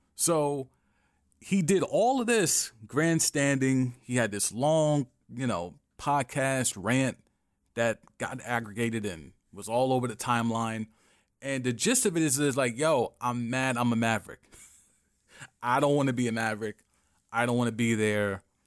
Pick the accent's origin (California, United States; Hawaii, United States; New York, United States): New York, United States; as a New Yorker